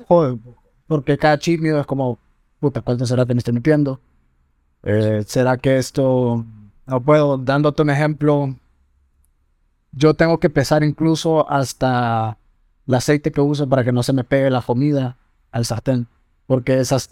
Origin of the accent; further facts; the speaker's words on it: Honduras; como dignos hondureños